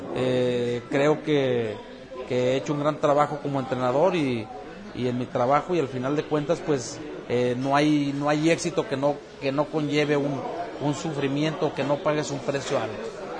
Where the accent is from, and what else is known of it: Mexico; born or raised there; moved away as an adult; now in San Diego, United States